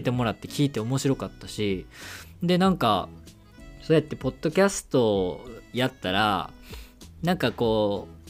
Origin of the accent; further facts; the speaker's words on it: Kyoto, Japan; accent: Kansai dialect; moved away as an adult; now in Tokyo, Japan; 出身が京都なんでまあこうちょっと関西弁で